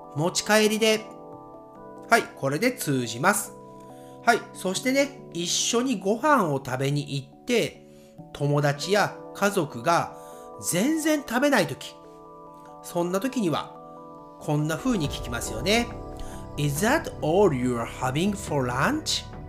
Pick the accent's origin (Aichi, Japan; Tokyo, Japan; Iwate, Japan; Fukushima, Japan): Aichi, Japan; Nagoya; accent: Nagoya accent; 私のね、アクセントは、えー、名古屋アクセント